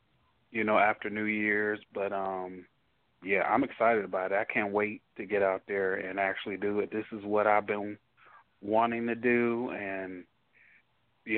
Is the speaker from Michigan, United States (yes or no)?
yes; Detroit, Michigan, United States; now in Dallas, United States; I'm from Detroit, so Detroit has a history of house music